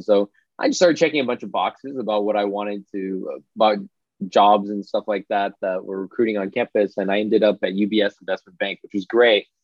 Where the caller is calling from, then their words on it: Santa Monica, California, United States; I'm calling in from Santa Monica, California, which is basically part of Los Angeles.